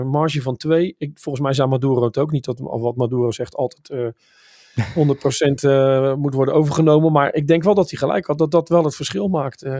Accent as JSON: {"language": "Dutch", "town": "Enschede", "region": "Overijssel", "country": "Netherlands", "said": "Ik kom natuurlijk uit Enschede, dus"}